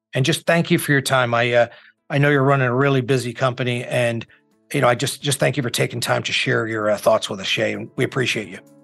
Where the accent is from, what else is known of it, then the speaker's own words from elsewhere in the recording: New York, United States; also born or lived in Indiana; I'm a New Yorker with Midwestern sensibilities